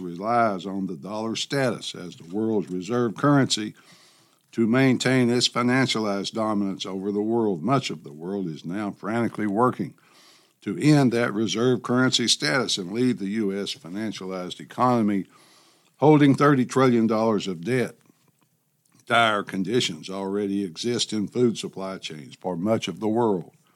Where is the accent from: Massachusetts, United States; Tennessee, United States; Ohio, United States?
Tennessee, United States; Memphis; My hometown newspaper the Memphis Commercial Appeal